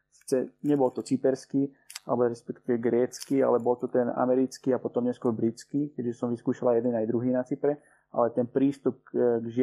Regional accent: Slovakia; moved away; also born or lived in Cyprus; som rád, že som sa narodil na Slovensku

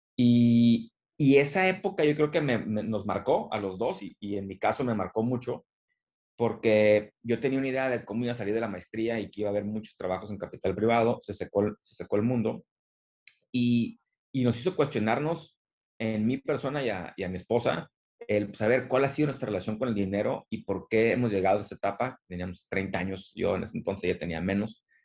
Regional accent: Tijuana, Baja California, Mexico; also born or lived in San Diego / Monterrey; soy originario de aquí de la región, de, Tijuana y San Diego, crecí en Tijuana

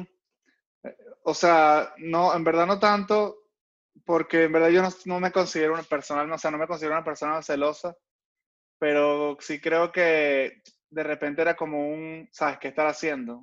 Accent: Caracas, Capital District, Venezuela; moved away; yo soy muy, muy venezolano, muy caraqueño.

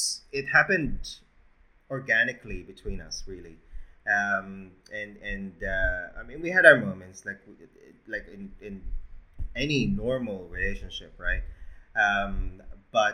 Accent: Philippines; now in Australia; I was born in the Philippines

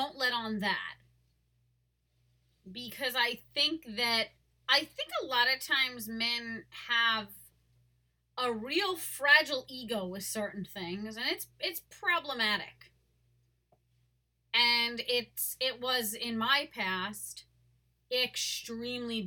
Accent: Long Island, New York, United States; I was born and raised in Long Island.

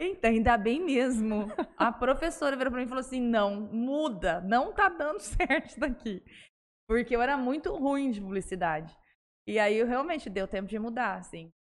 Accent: Presidente Prudente, São Paulo, Brazil; moved away as an adult; also born or lived in Nova Mutum, Mato Grosso / Rondonópolis, Mato Grosso; now in São José do Rio Preto, Brazil; Eu sou de Presidente Prudente, lá fiz faculdade lá

